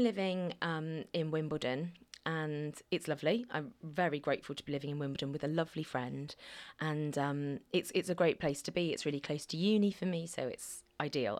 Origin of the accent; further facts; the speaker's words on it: Alderney, Guernsey; also born or lived in Cardiff; I wasn't born on Alderney, but I was born in Guernsey